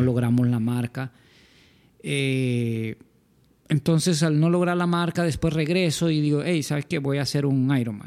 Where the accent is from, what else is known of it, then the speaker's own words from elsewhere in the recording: San Pedro Sula, Cortés, Honduras; somos de San Pedro Sula.